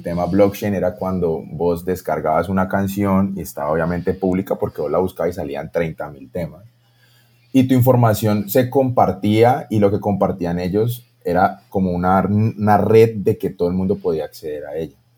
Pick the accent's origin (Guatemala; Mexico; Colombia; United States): Colombia; todos somos aquí colombianos